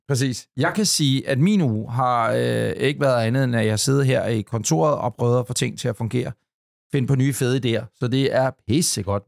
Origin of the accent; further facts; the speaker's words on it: Ølstykke, Capital Region of Denmark, Denmark; da jeg var dreng ude i Ølstykke